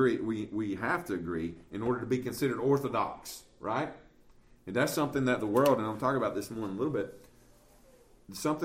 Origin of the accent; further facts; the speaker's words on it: Southern, United States; we're American and we're Southern